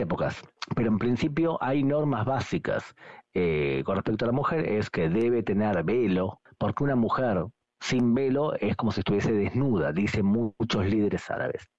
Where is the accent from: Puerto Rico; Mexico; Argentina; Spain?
Argentina; moved away; nací en Argentina